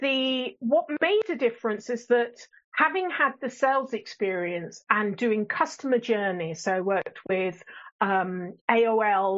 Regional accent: England, United Kingdom; accent: English; also born or lived in Botswana; my English accent

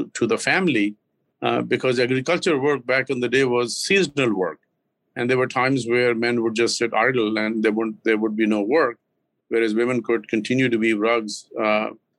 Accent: Lahore, Punjab, Pakistan; moved away as an adult; also born or lived in Karachi, Pakistan / Islamabad, Pakistan; now in Massachusetts, United States; I grew up in the central part of Pakistan, which is sort of I was born in the southern part, which is Karachi, the largest city on the Indian Ocean. And then, but I grew up in Lahore and in the northern part of Islamabad and that area

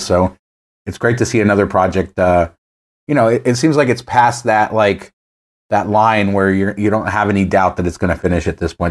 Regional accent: Las Vegas, Nevada, United States; Growing up in Las Vegas

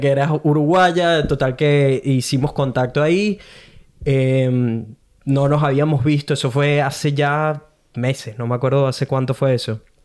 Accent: Venezuela; also born or lived in Brisbane, Australia; now in Gold Coast, Australia; Soy un venezolano que vive en Golcos, Australia

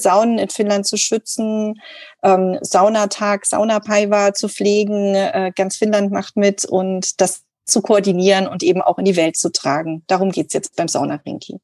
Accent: Thuringia, Germany; moved away as an adult; also born or lived in Rauma, Finland; ich komme aus Thüringen

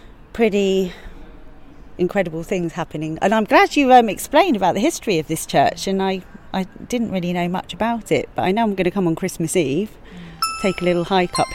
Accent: England, United Kingdom; now in Ibiza, Spain; we're English roses

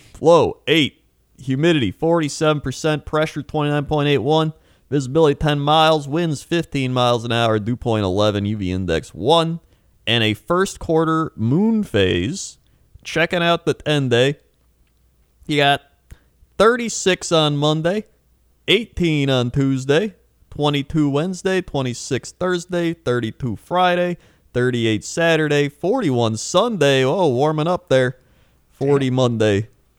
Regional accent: Flin Flon, Manitoba, Canada; My hometown of Flin Flon, Manitoba, Canada.

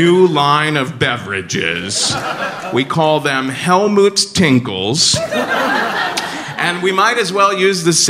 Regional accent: Cincinnati, Ohio, United States; now in New York, United States; I'm from Cincinnati

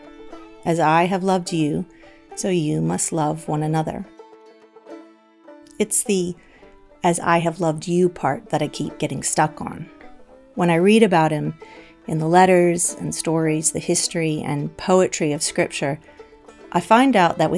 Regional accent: the American South, United States; I grew up in the American South, where most of the 780 Confederate statues in America can be found.

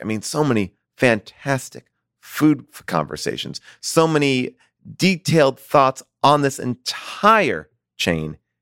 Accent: Long Island, New York, United States; I grew up in Long Island, but I lived in New York

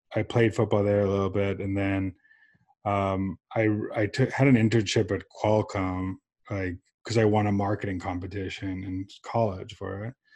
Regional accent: San Diego, California, United States; also born or lived in Johannesburg, South Africa; I was born in South Africa um, with my and my mom immigrated us here when I was seven years old um, to San Diego, California.

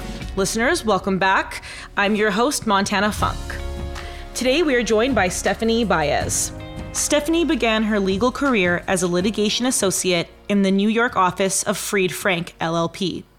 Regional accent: Canada; now in United States; as a Canadian living in the U.S., this is kind of a fun topic for me

